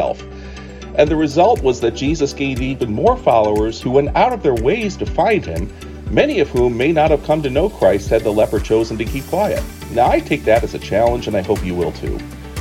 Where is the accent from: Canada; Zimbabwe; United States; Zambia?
United States; the North; now in Staunton, United States; I grew up in the North, and I never knew of macaroni and cheese as anything but a main dish until we moved south